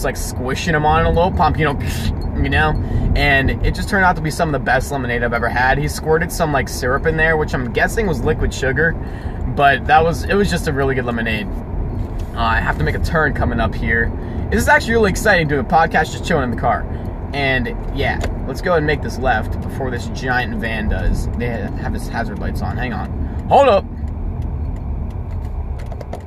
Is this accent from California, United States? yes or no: no; Pittsburgh, Pennsylvania, United States; We're from Pittsburgh